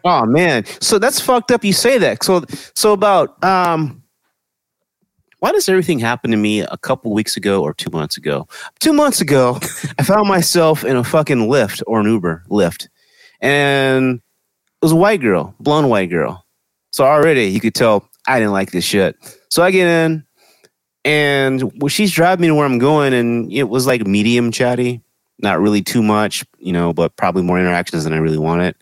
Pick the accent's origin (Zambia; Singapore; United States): United States; Lufkin, Texas; now in Los Angeles, United States; in my hometown